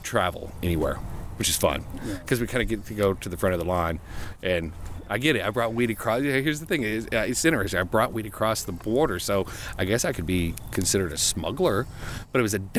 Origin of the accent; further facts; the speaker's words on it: United States; we got to cross back over into U.S., into my home country, the fatherland.